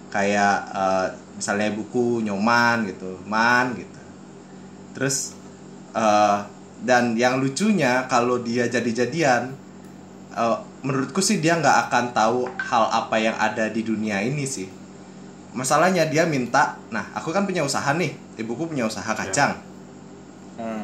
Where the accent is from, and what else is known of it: Bali, Indonesia